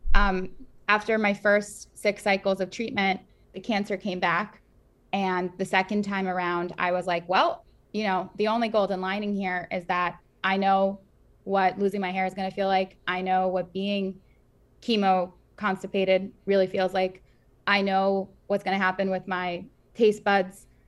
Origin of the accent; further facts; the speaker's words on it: New York City, New York, United States; also born or lived in former Soviet Union; We grew up in, I grew up in Queens